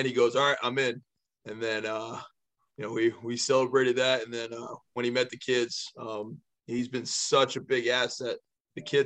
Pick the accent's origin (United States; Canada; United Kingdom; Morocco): United States; Wallingford, Connecticut; also born or lived in Maine / New Hampshire; I'm from Wallingford. I played at Sheen.